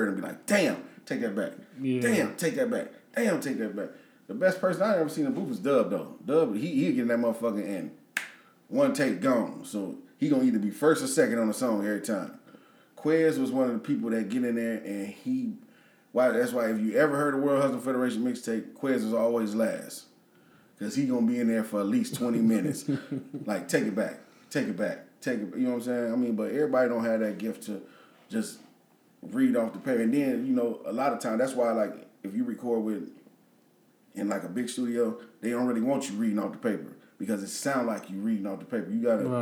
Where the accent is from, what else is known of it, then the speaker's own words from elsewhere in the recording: Peoria, Illinois, United States; also born or lived in Dallas; I'm from Peoria